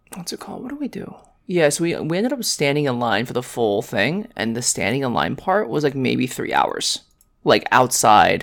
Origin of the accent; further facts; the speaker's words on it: New York City, New York, United States; we're from New York City